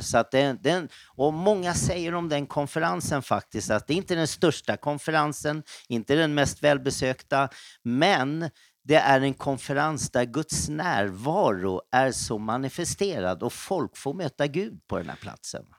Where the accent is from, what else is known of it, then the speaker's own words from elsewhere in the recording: Stockholm, Stockholm County, Sweden; Jag växte upp då, född på Söder och sen då var det södra förorterna. Och eh, där jag spenderade mest tid det var väl runt Skogås